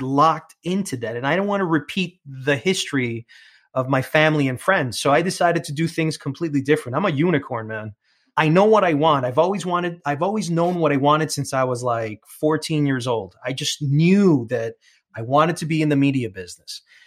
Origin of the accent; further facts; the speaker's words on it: New York City, New York, United States; accent: New York; first language English; I come from Queens